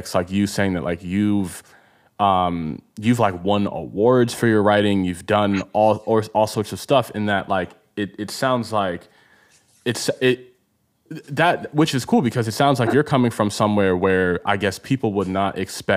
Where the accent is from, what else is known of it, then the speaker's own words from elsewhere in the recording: Baltimore, Maryland, United States; first language Igbo; English is a second language; I'm from Baltimore